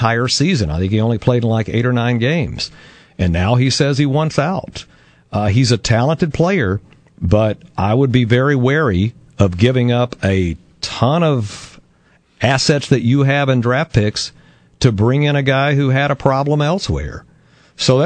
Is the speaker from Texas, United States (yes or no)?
yes; Texas, United States; moved away as an adult; now in Milwaukee, United States; I grew up in a warm weather climate. I grew up in Texas